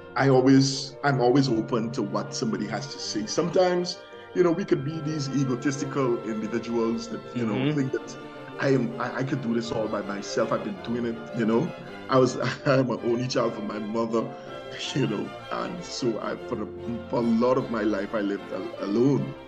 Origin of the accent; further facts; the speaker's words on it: Guyana; moved away; I came from Guyana.